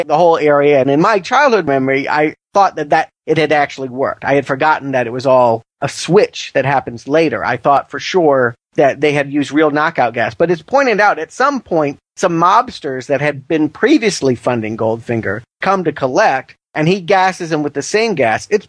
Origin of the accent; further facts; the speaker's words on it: United States; as an American